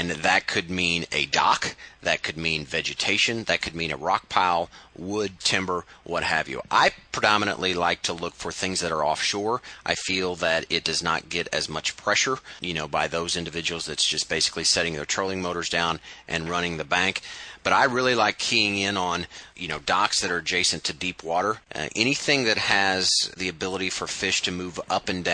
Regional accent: Midwest, United States; being from kind of the Midwest

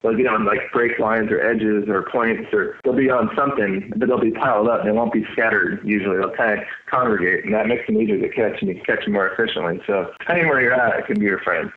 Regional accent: California, United States; I grew up in California, fishing casitas, cast bait mainly

